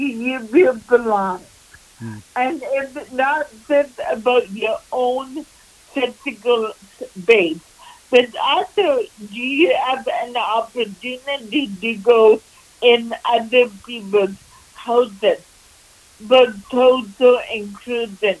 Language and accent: English; Vancouver, British Columbia, Canada; I was born and raised in Vancouver